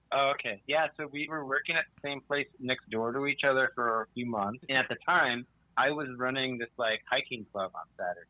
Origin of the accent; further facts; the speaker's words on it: Oak Park, Illinois, United States; moved away as an adult; now in Los Angeles, United States; I'm originally from Oak Park, Illinois, and then after I moved